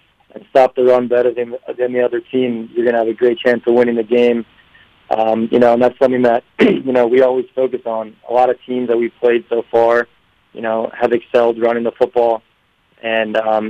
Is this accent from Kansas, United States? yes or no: no; Philadelphia, Pennsylvania, United States; moved away as an adult; I'm from the Philly area